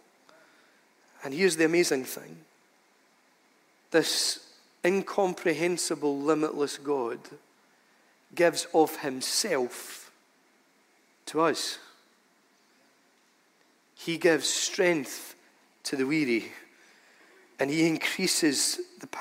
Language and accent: English; United Kingdom; we're British people